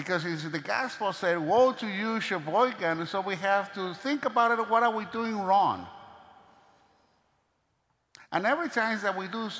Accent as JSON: {"language": "English", "country": "Venezuela", "tie": "born or raised there", "moved": "yes", "said": "my hometown, from Venezuela"}